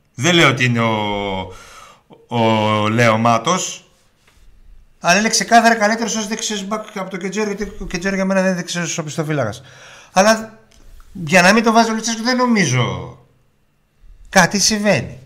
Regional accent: Germany; now in Greece; Εγώ, εγώ που μεγάλωσα στη Γερμανία

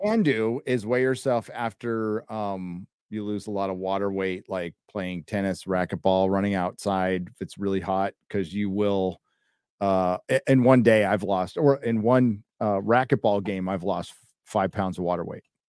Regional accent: United States; I was born in America.

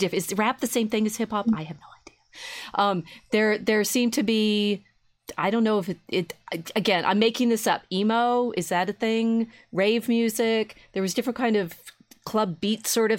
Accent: St. Louis, Missouri, United States; I was born in St. Louis

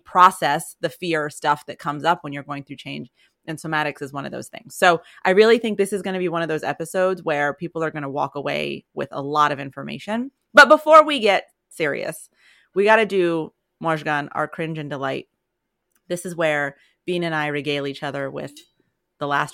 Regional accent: Colorado, United States; moved away; I always found it hard to be depressed in Colorado, despite the fact, I mean, I was a little kid

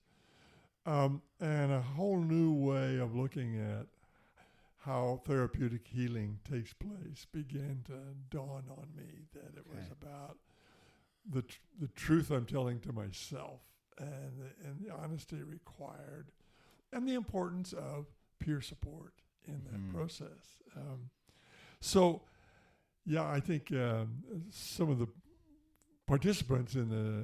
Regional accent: United States; also born or lived in Canada; I am an American. I'm also a Canadian citizen.

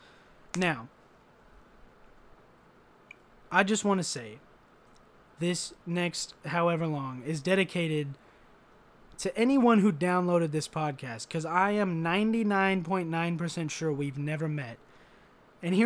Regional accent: United States; I'm an American

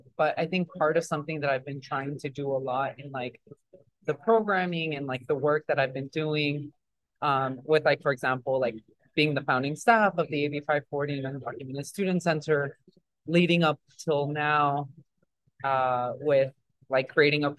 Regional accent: Los Angeles, California, United States; English is a second language; also born or lived in Jalostotitlán, Jalisco, Mexico; I am originally from Jalisco, Mexico, but I grew up in Southern California, in LA proper

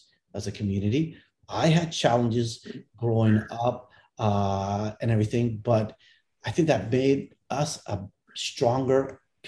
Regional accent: Canada; born or raised there; also born or lived in India

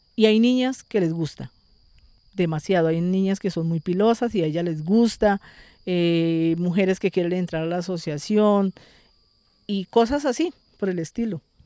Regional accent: Chaparral, Tolima, Colombia; yo soy una mujer nacida y criada aquí en la vereda Rizalda Calarma.

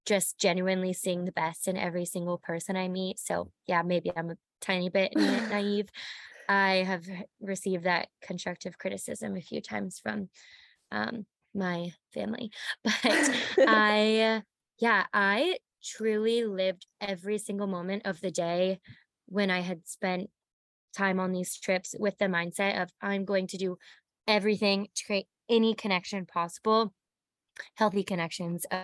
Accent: United States; being an American

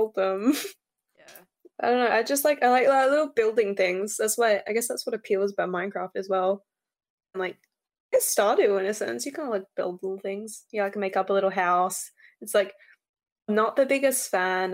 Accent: Western Australia, Australia; I'm from West Australia

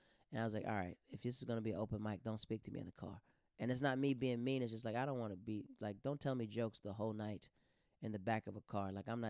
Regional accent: Tampa, Florida, United States; we're all from Tampa

